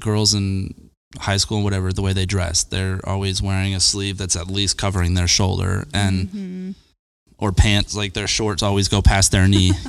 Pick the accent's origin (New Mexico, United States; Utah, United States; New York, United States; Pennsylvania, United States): Utah, United States; Layton; also born or lived in Arizona / Sandy, Utah; Yeah, we came from Arizona. We lived in Sandy for a couple of years, and then I moved, when I was four, we moved from Arizona, and then we moved to Layton when I was seven.